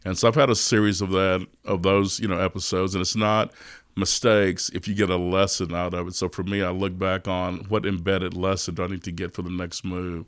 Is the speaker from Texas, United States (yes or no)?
yes; Austin, Texas, United States; I was, uh, born and raised in East Austin